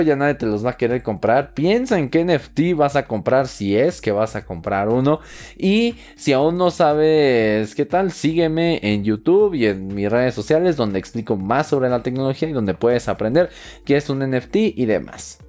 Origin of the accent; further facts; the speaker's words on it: Mexico; soy de México